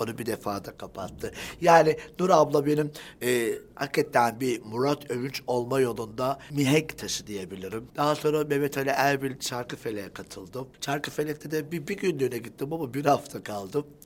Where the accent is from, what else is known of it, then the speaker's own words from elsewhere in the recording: Siirt, Siirt Province, Turkey; biz, e, ataerkil bir aileyiz, Siirtliyiz.